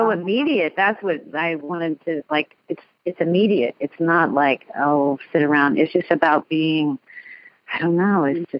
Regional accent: California, United States; now in New Jersey, United States; Yeah, I grew up in California, so it was the beach, and then I moved to New Jersey

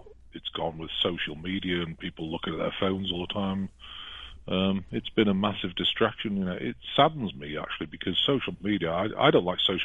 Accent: England, United Kingdom; moved away as an adult; now in United States; I'd never want to go back to England. No offense to the British people, but, you know, and I was British, I'm now American, but I just don't speak American.

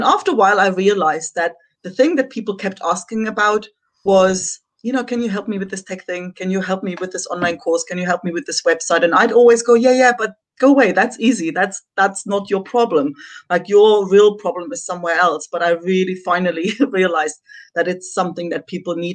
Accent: Germany; moved away as an adult; also born or lived in south of Spain; now in Spain; I'm originally from Germany.

